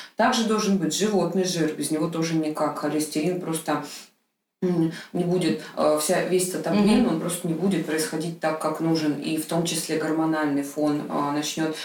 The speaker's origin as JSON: {"language": "Russian", "town": "Krasnodar", "region": "Krasnodar Krai", "country": "Russia", "tie": "born or raised there", "said": "в тот же Краснодар, там маленький город, мой родной город"}